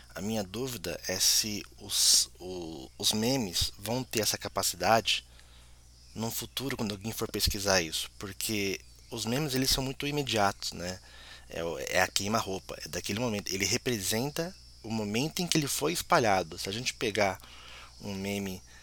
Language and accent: Portuguese; Brazil; como brasileiro